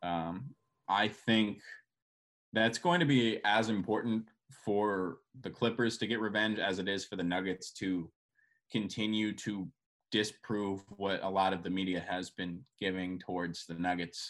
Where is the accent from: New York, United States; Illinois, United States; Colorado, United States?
Colorado, United States; Boulder; I'm from Boulder